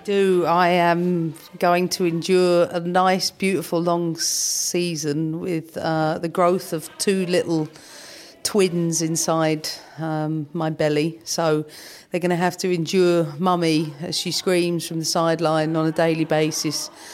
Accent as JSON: {"language": "English", "region": "London", "country": "United Kingdom", "tie": "born or raised there", "said": "Camden has shaped me, no doubt, because it gave me the important things, the streetwise things. You know, I grew up in flats."}